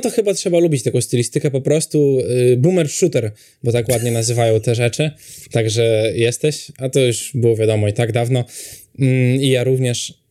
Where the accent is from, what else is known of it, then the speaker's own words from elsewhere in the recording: Poland; u nas w Europie, w Polsce